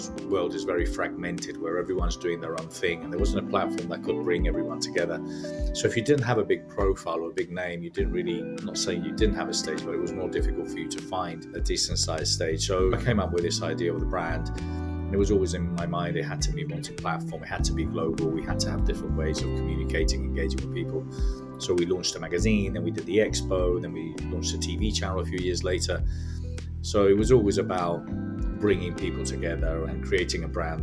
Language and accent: English; Spain; also born or lived in London, United Kingdom; I was born in London from Spanish immigrants. So hard workers, lived in London till I was 9. Then I moved to Spain. I was brought up in Spain all my life.